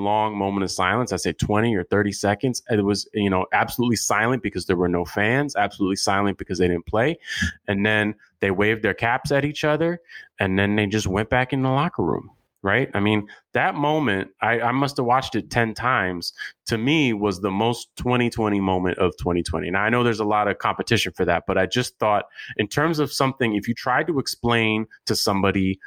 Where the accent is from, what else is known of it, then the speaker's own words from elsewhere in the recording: North Carolina, United States; my hometown from North Carolina.